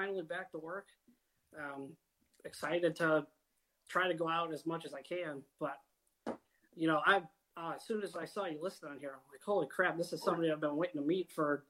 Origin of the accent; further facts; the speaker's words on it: Buffalo, New York, United States; That actually took place in my hometown of Buffalo, New York.